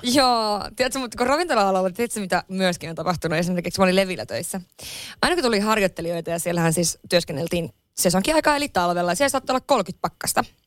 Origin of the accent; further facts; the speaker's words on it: Lapland, Finland; now in Helsinki, Finland; mä oon Lapissa kotoisin